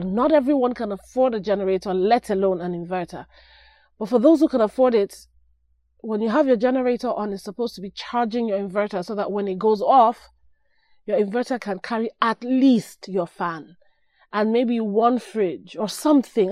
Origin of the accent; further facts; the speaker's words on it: Nigeria; moved away; I'm Nigerian